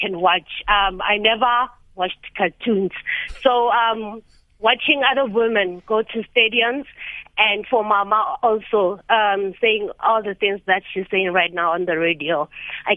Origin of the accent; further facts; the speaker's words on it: Lebowakgomo, Limpopo, South Africa; I am from Lebowahomu